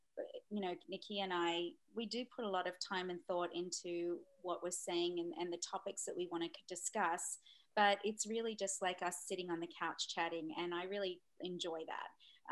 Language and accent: English; Australia; I'm from Australia